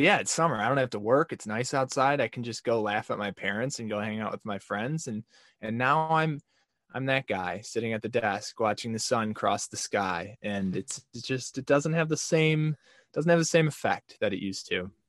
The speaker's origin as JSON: {"language": "English", "town": "Rochester", "region": "Michigan", "country": "United States", "tie": "born or raised there", "said": "my hometown of Rochester, Michigan"}